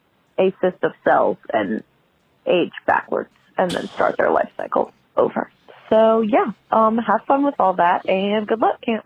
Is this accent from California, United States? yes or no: no; New Orleans, Louisiana, United States; I'm from New Orleans